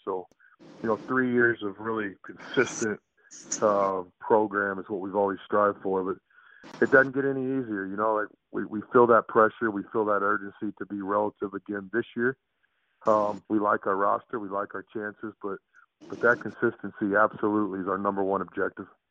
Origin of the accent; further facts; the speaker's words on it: Texas, United States; I'm from the state of Texas. I grew up in Texas and played basketball in Texas